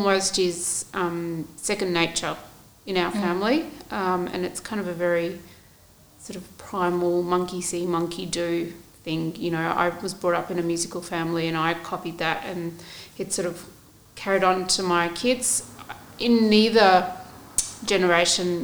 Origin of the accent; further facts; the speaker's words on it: Australia; I was born in Australia